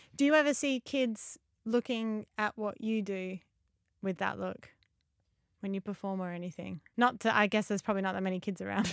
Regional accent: Adelaide, South Australia, Australia; I'm from Adelaide in Australia.

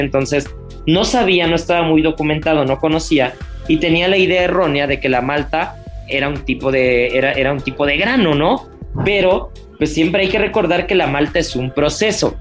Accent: Mexico; como buen mexicano

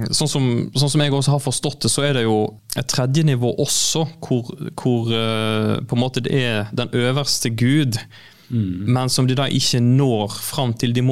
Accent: Jørpeland, Rogaland, Norway; moved away as an adult; now in Côte d'Ivoire; jeg kommer fra Jørpeland.

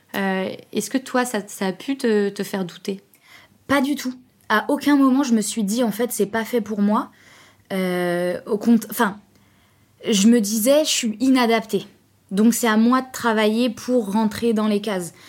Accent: Trappes, Île-de-France, France; j'habite à Trappes, je viens de Trappes

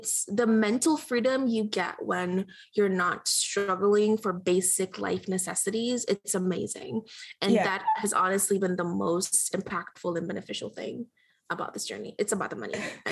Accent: Jamaica; now in United States; I grew up in Jamaica, and we struggled

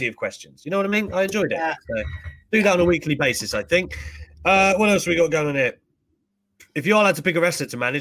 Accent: United Kingdom; as a Brit

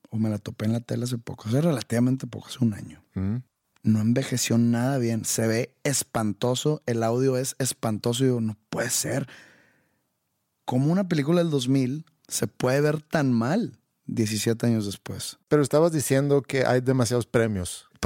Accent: Mexico; Porque soy mexicano

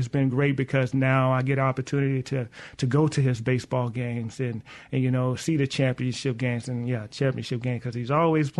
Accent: Mississippi, United States; accent: in the middle of a Northern and a Southern accent; It's funny because I'm from the South, I'm from Mississippi

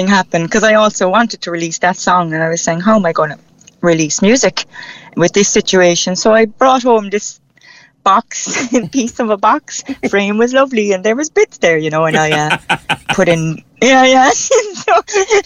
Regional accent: Cork, Munster, Ireland; accent: Cork; I keep my own Cork accent

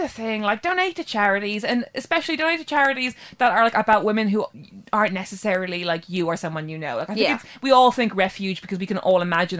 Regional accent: Ireland; speaking as an Irish person

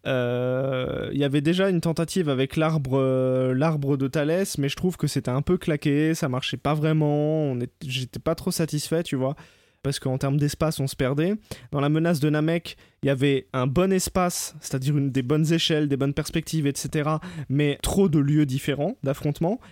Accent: France; en tant que Français, nous

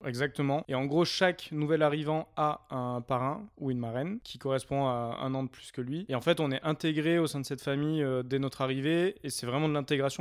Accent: near Avignon, Provence-Alpes-Côte d'Azur, France; moved away as an adult; now in Lyon, France; Je suis originaire du sud, à côté d'Avignon

